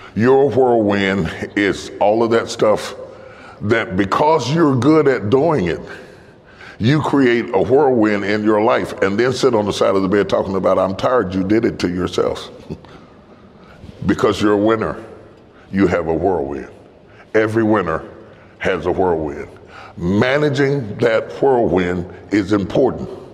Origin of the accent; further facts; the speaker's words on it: West Virginia, United States; I'm from West Virginia